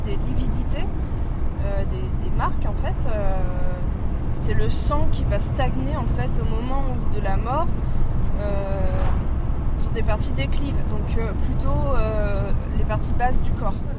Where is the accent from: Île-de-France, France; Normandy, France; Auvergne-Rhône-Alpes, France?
Île-de-France, France; Paris; Ma mère, d'ailleurs, quand j'étais petite à Paris, nous emmenait goûter euh, au Père Lachaise